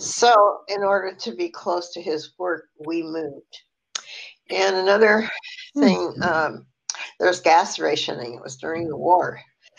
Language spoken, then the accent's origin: English; Eagle Rock, California, United States; also born or lived in Los Angeles; in Eagle Rock, California, but let me back up a little bit. I was born in Los Angeles, and at the time we had a brand new house, and it was sort of near Inglewood.